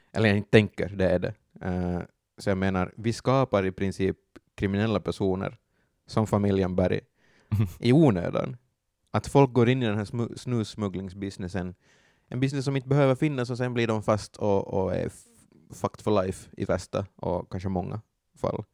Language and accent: Swedish; Finland; vi är finnar